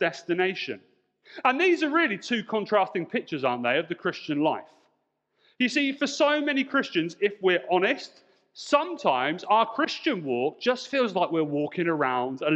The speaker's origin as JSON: {"language": "English", "town": "Portsmouth", "region": "South East England", "country": "United Kingdom", "tie": "born or raised there", "said": "I grew up in Portsmouth, and if you know Portsmouth, you may know that Portsmouth is an island"}